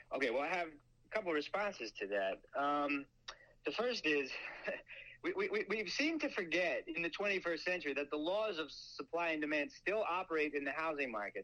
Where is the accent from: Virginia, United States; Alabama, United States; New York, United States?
New York, United States; Long Island; I would grow up on Long Island